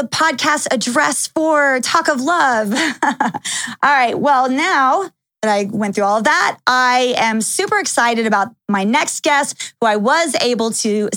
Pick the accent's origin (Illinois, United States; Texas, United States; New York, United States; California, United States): Texas, United States; Dallas; also born or lived in Los Angeles / Calabasas; now in Las Vegas, United States; when I was living in Texas, which is where I grew up, I used to tell people if they asked where I was from, I always say that I'm from Dallas, Texas.